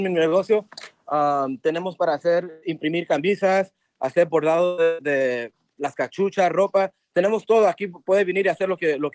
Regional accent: Los Angeles, California, United States; born there; yo nací aquí en Los Ángeles, mi familia es de Culiacán, Sinaloa.

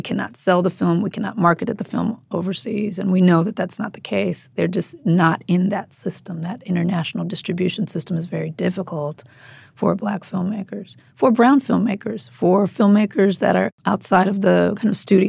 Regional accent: Compton, California, United States; I grew up in Compton. Mm-hmm. There's no movie theater in Compton.

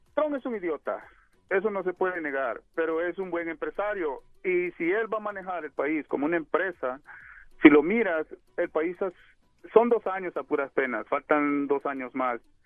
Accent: El Salvador; now in United States; yo, yo soy salvadoreño. Yo nací en El Salvador

